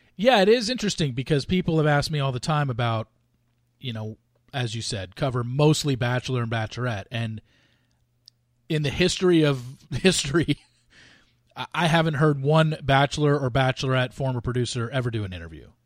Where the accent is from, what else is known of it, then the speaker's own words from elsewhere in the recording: Southern California, United States; I grew up in Southern California.